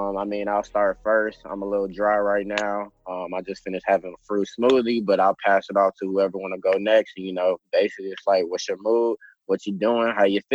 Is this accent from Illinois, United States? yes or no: yes; Chicago, Illinois, United States; moved away; definitely one of the hosts on here with my other two co-hosts from Chicago originally.